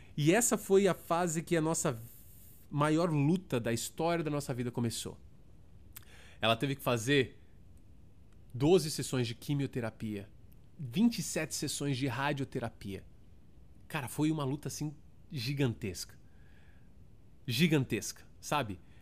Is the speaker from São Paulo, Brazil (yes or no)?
yes; São Paulo, Brazil; moved away as an adult; also born or lived in Toronto, Canada / Kitchener, Canada; now in Orlando, United States; sou de São Paulo, na Zona Sul, nasci em Santo Amaro, realmente, São Paulista da gema mesmo